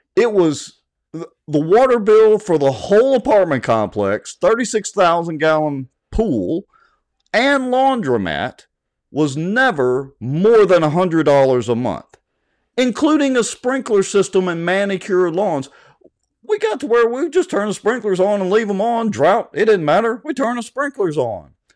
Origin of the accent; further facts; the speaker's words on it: Ruston, Louisiana, United States; moved away; after I moved away from Ruston